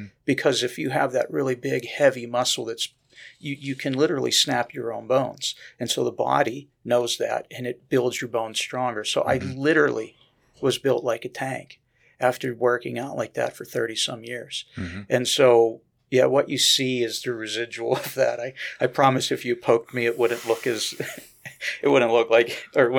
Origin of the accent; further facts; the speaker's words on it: Pennsylvania, United States; I grew up in Western Pennsylvania, so I know where you guys are located, so don't take that against me.